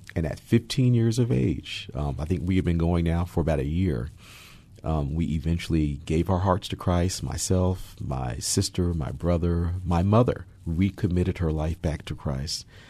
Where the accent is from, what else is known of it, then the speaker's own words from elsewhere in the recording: Hudson Valley, Catskill region, upstate New York, United States; moved away as an adult; now in Seattle, United States; I was born, uh, and raised in New York, um, in New York City, and, um, raised in upstate New York in the Hudson Valley, Catskill region.